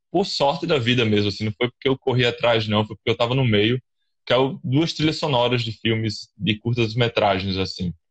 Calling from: João Pessoa, Paraíba, Brazil; Eu falo aqui da Paraíba, João Pessoa, da capital

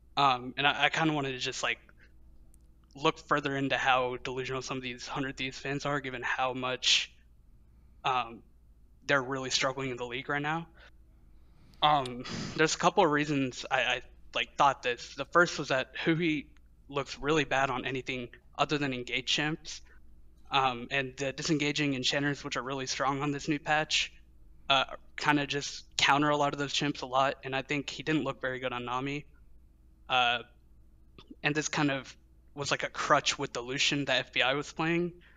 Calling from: Louisville, Kentucky, United States; I'm calling from Louisville, Kentucky

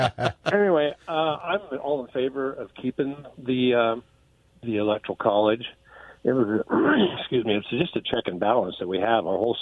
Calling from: Oregon, United States; I'm calling over from Oregon.

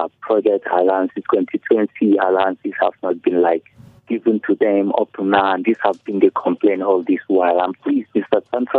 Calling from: Mangu, Plateau, Nigeria; calling from Mangu.

